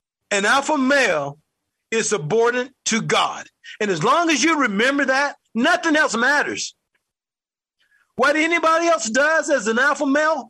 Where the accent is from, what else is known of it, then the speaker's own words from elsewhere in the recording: United States; I'm an American who happened to live in the United States